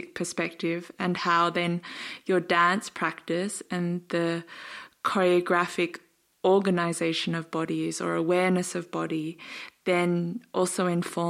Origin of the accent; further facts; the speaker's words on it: Australia; I'm Australian and a white Australian